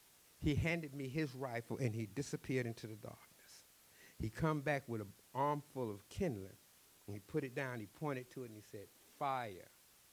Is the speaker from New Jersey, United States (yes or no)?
no; Texas, United States; He asked me about Texas. I told him I was from Texas, and he wanted to know if I was a cowboy.